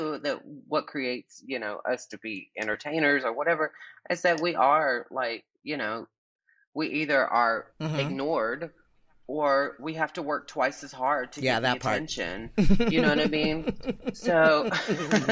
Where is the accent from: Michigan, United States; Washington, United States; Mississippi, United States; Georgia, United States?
Georgia, United States; Albany; I grew up in Albany, Georgia, the birthplace of Ray Charles and, I believe, Paula Deen